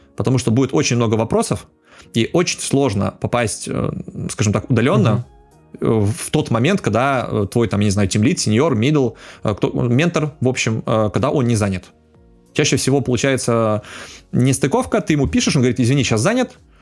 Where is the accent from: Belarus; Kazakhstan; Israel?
Belarus; я как белорус